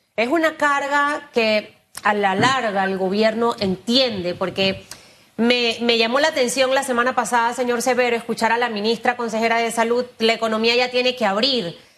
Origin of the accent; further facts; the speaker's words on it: Panama; los panameños sí podemos hacer las cosas bien